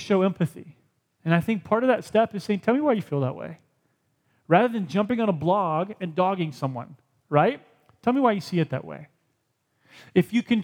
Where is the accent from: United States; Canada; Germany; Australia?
United States; I want to be more Christian than I am American.